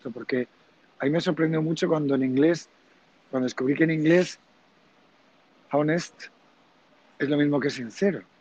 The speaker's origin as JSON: {"language": "Spanish", "country": "Germany", "second_language": "Spanish", "said": "pero yo, con lo que yo soy alemán, me viene inmediatamente que la palabra que has dicho, honesto, Ehrlich o algo así, has dicho."}